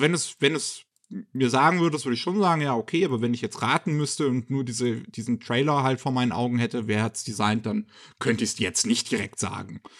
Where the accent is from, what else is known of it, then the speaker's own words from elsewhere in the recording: Germany; bei uns in Deutschland